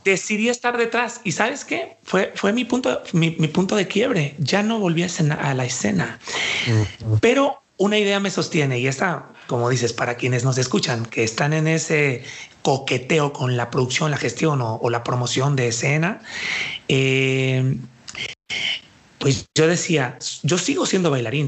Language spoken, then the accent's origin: Spanish; Puerto Vallarta, Jalisco, Mexico; now in Guadalajara, Mexico; yo soy de aquí de Jalisco, aunque nací en Puerto Vallarta